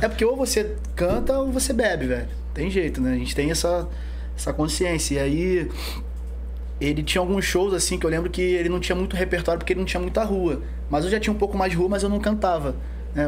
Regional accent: São Gonçalo, Rio de Janeiro, Brazil; Nascido e criado ali no Rosa, Mutuá. Moro ali até hoje

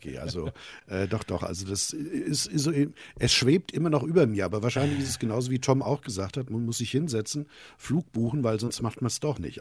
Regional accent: Hesse, Germany; bei uns in Hessen

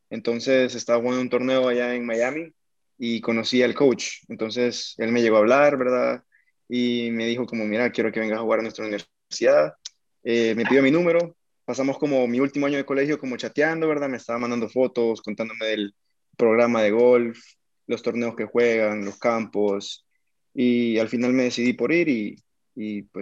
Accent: El Salvador; also born or lived in Bogotá; Sí, yo soy salvadoreño.

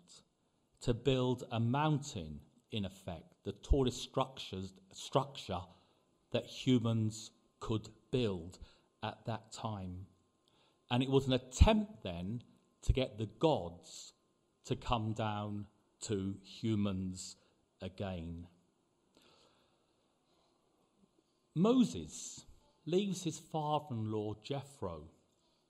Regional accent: London, United Kingdom; moved away as an adult; now in Cyprus; growing up in London

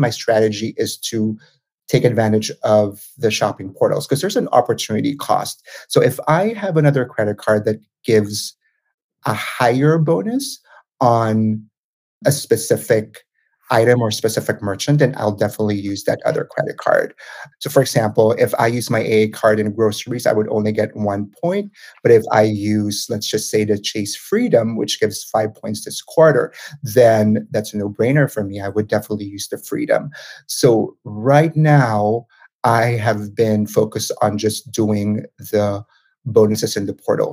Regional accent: Manila, Metro Manila, Philippines; moved away as an adult; now in United States; I'm originally from the Philippines. So I was born and raised in Manila

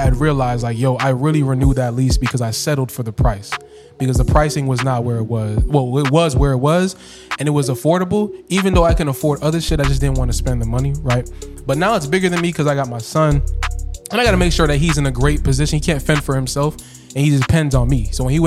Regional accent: Lauderdale Lakes, Florida, United States; I'm from Lauderdale Lakes

